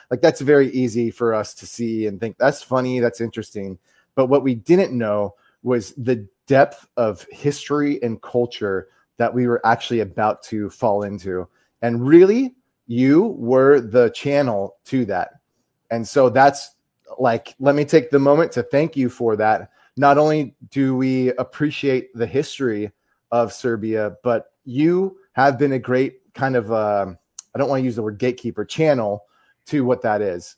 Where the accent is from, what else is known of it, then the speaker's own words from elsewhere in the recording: United States; as the American here